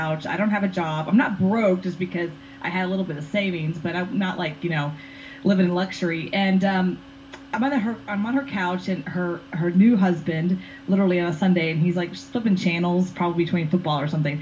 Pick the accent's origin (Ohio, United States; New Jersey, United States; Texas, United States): Texas, United States; Houston; I was born and raised in Houston, Texas. I'm a Southern girl through and through